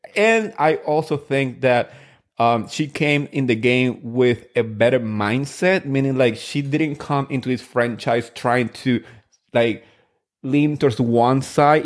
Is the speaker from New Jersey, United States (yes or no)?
yes; New Jersey, United States; I grew up in Jersey